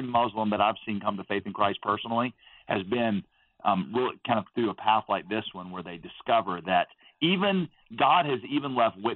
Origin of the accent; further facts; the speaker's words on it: United States; also born or lived in Southeast Asia; when you are raised as American